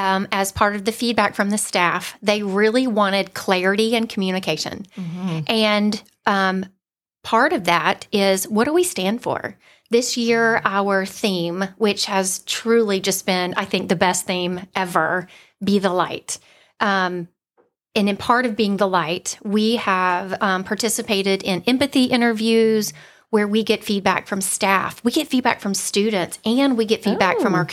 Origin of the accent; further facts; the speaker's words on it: Valdosta, Georgia, United States; accent: South Georgia; now in Forsyth County, United States; So I grew up in Valdosta, South Georgia girl. I've worked really hard to lose my accent, but sometimes it does come out. I have lived in Forsyth County now for 24 years.